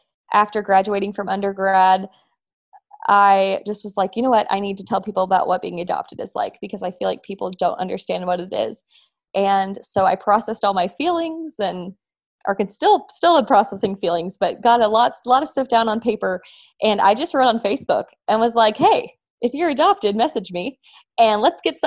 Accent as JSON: {"language": "English", "region": "Texas", "country": "United States", "tie": "born or raised there", "also_born_or_lived": "Russia", "said": "I am an adoptee from Russia, and I have lived almost my whole life in the wonderful state of Texas."}